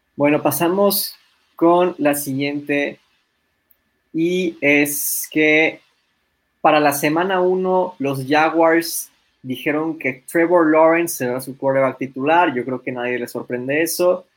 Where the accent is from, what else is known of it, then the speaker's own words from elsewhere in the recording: Mexico; nosotros siendo mexicanos